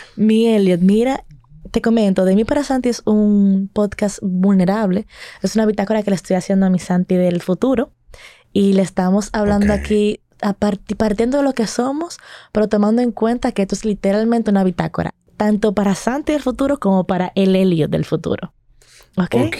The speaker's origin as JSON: {"language": "Spanish", "country": "Dominican Republic", "said": "nosotros, como dominicanos"}